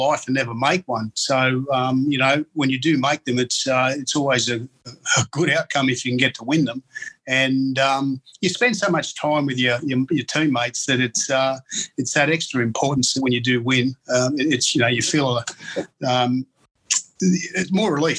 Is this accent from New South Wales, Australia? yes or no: yes; Taree, New South Wales, Australia; I grew up in Taree and played all of my junior league there